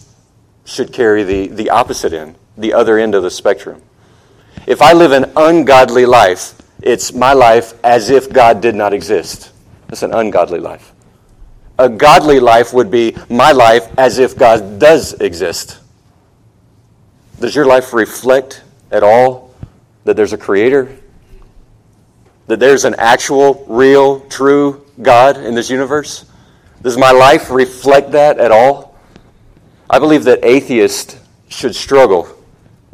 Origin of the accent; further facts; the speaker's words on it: Charleston, South Carolina, United States; moved away as an adult; also born or lived in Outer Banks, North Carolina; now in Ecuador; I grew up in Charleston and up in the Outer Banks, North Carolina.